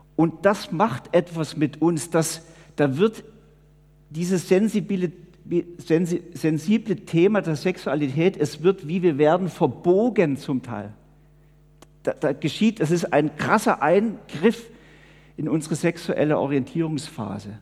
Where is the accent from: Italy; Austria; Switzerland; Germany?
Switzerland; wir als Schweizer